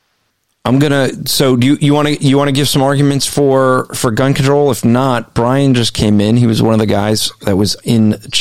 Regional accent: New Jersey, United States; I'm from Jersey

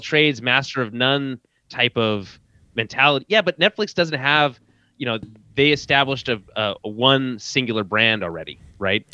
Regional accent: Canada; as a Canadian

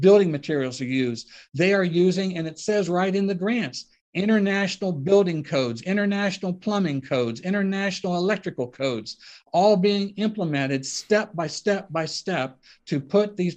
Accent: Ohio, United States; my hometown in Ohio has a square in the center of town

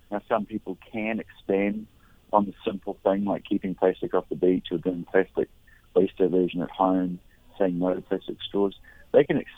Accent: New Zealand; moved away as an adult; now in Maui, United States; I'm, I'm originally from New Zealand. I actually came up here to Maui when I was about 22 years old. Uh, actually, 20 years old in um, 1992. So I've lived here pretty much ever since.

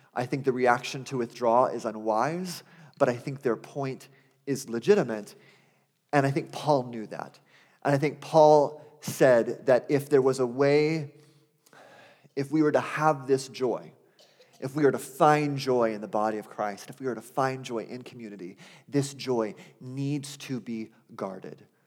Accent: Arizona, United States; I grew up in Arizona

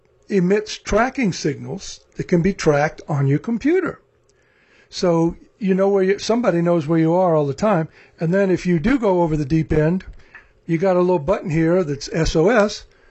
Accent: Arkansas, United States; moved away; before I moved here from Arkansas, we had these things called national forests with lots of trees and hills, something we don't have in North Texas.

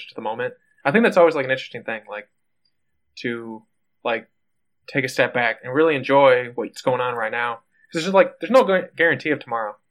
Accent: Midwest, United States; accent: Midwest; I've now realized I have a slight accent, but I did not realize that the Midwest had an accent

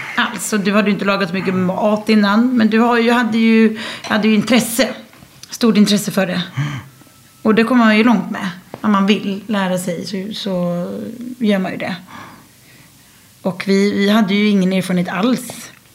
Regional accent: Sweden; moved away as an adult; now in France; Och jag var hemma i Sverige

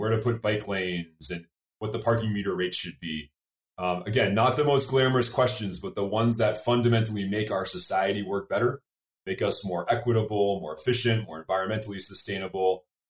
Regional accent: Brookline, Massachusetts, United States; I've been an elected town meeting member in my hometown of Brookline.

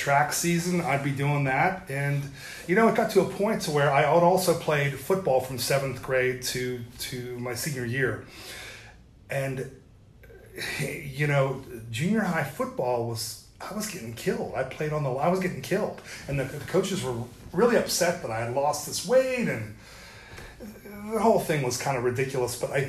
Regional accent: St. Clairsville, Ohio, United States; now in James Island, United States; a small place called St. Clairsville, Ohio

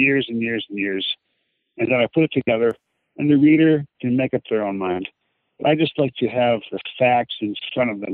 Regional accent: Ireland; I'm Irish

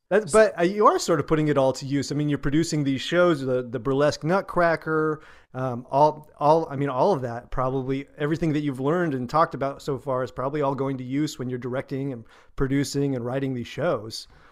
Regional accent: United States; we, as American entertainers

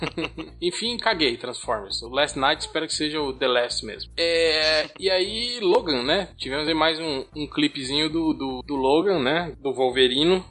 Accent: Concórdia, Santa Catarina, Brazil; Concórdia é a cidade onde eu nasci

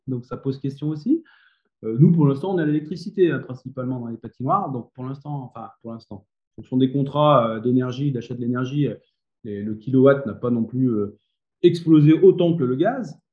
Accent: Grenoble, Auvergne-Rhône-Alpes, France; now in Méribel, France; je suis grenoblois, donc j'étais plutôt éducateur sportif

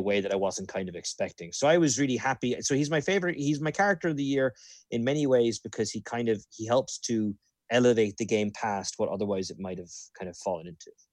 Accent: Ireland; moved away; growing up in Ireland

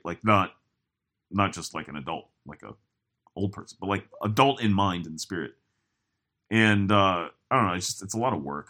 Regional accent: United States; I am very American

